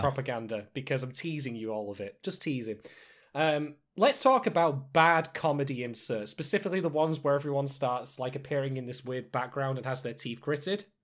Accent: United Kingdom; I'm a British guy

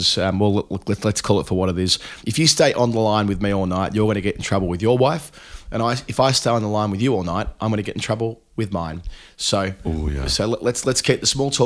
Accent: Australia

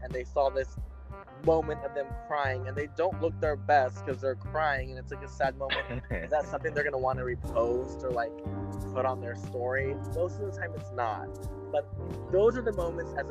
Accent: Texas, United States; I grew up in Texas

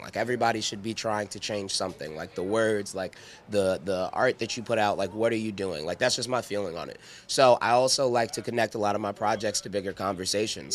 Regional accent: Midwest, United States; we're from the Midwest.

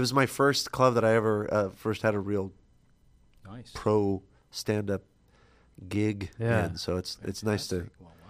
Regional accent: Stanton, California, United States; also born or lived in Garden Grove, California; I grew up in Garden Grove.

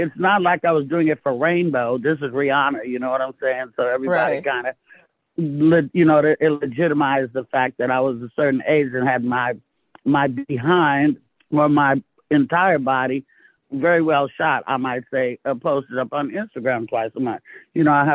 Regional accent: Oakland, California, United States; also born or lived in Castro Valley, California; I was raised in California

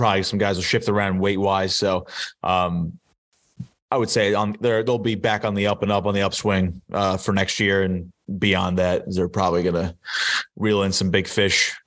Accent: New Jersey, United States; I'm from South Jersey.

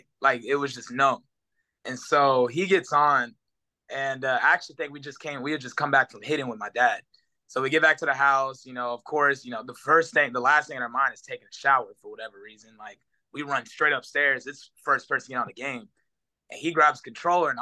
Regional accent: Houston, Texas, United States; also born or lived in Oklahoma City, Oklahoma / Kingwood, Texas; I was born in Oklahoma City, and then moved down to Houston probably around 2. So I remember, I mean, bits and pieces of being in Oklahoma, but yeah, for the most part, I've been in Houston my entire life.

